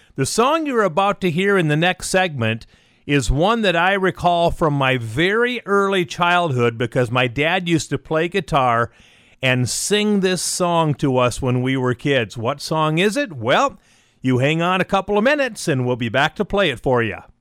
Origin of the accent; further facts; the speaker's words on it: South Dakota, United States; Rapid City, South Dakota, in my home state.